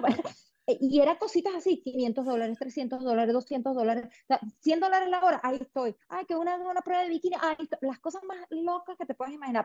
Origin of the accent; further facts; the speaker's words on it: Venezuela; moved away as an adult; now in United States; es mi país, es mi tierra, me fui asqueada de Venezuela.